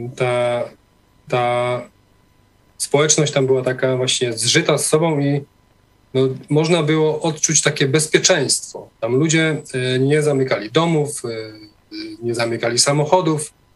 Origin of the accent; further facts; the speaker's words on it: Poland; moved away as an adult; also born or lived in Norway; wyjechałem do Norwegii e, w wieku lat 19, a e, większość życia spędziłem, wychowałem się na wsi w takiej wiejskiej parafii katolickiej